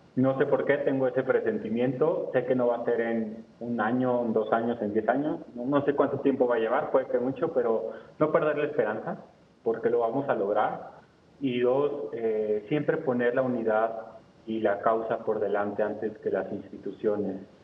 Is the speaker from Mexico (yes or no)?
yes; Mexico; como mexicanos